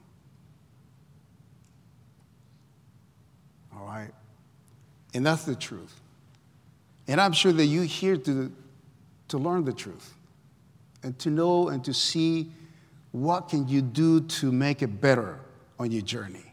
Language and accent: English; El Salvador; moved away as an adult; I come from Central America, El Salvador. I came when I was 20 years old.